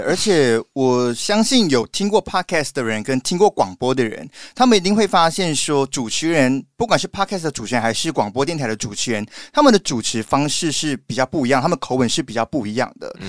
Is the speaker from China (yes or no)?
no; Malaysia; now in Taiwan; 因为我是马来西亚人嘛